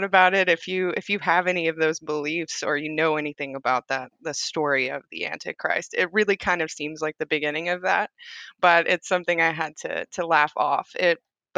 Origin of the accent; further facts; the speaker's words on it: Southern United States, United States; all I had known from it growing up in the South is it starts fights.